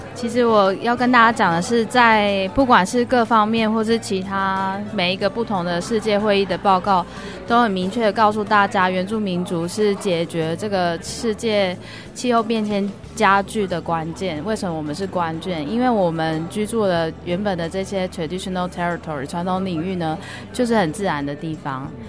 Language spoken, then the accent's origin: Chinese; Taiwan; 因为我的身份，我是来自于台湾